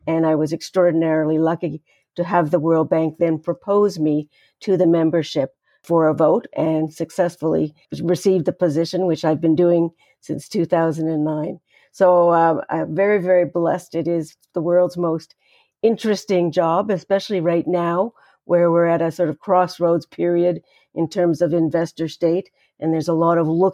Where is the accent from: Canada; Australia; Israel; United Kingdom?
Canada; I'm a Canadian citizen who got my formal legal training at McGill University in Montreal